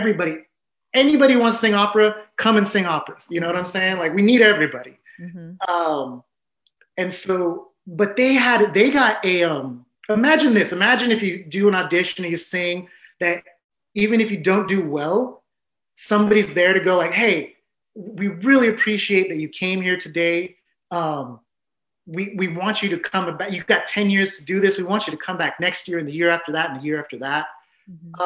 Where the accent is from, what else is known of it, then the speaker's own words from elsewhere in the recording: San Diego, California, United States; I grew up in San Diego